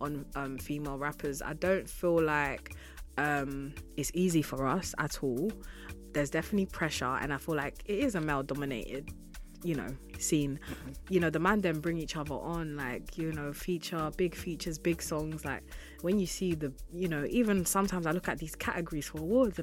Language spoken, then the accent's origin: English; United Kingdom; Like, I mean, cool, I'm a British artist, but I just feel like the source is really in Africa.